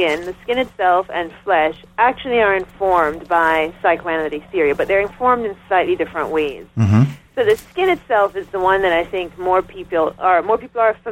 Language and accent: English; Jamaica; moved away as an adult; now in United States; I'm coming in as a Jamaican.